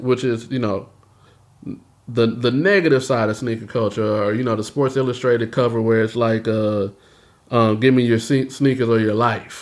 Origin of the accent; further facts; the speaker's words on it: Houston, Texas, United States; moved away as an adult; now in Austin, United States; growing up in Houston